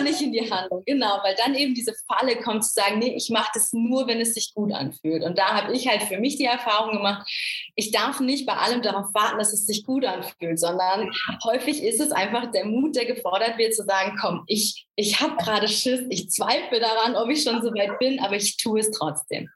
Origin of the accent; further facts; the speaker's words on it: Essen, North Rhine-Westphalia, Germany; eigentlich komme ich aus Essen